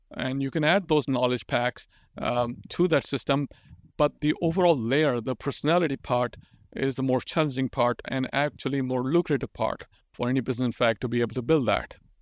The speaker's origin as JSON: {"language": "English", "country": "Pakistan", "tie": "born or raised there", "second_language": "English", "said": "I'm growing up in Pakistan"}